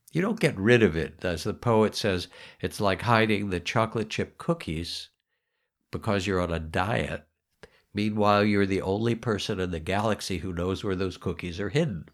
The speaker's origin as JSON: {"language": "English", "country": "United States", "said": "we're American."}